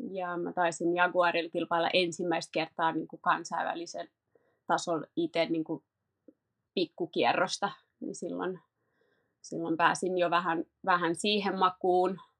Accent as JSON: {"language": "Finnish", "town": "Paris", "region": "Île-de-France", "country": "France", "tie": "born there", "said": "No, mä oon syntynyt Pariisissa ja mulla on jotenkin aina ollut, kävin ala- ja yläasteen ranskalaisen koulun, niin Ranska on ollut silleen semmoinen niin kuin maa lähellä sydäntä."}